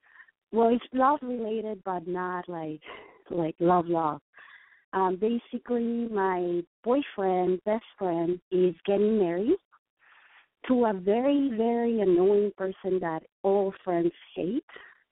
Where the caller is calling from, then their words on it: New York City, New York, United States; accent: Mexican; I'm calling from New York City, even though my phone still is from Texas.